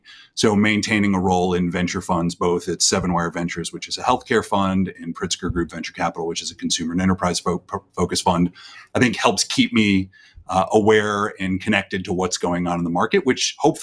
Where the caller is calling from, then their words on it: Illinois, United States; Quite literally, I'm calling in from my attic, but I live just north of Chicago, just north of Evanston, Illinois, where Northwestern is, so just outside of the city.